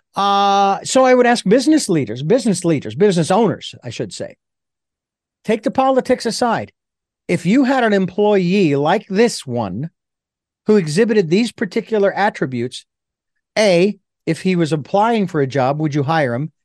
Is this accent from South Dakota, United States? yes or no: no; Phoenix, Arizona, United States; I grew up around them because I grew up in Phoenix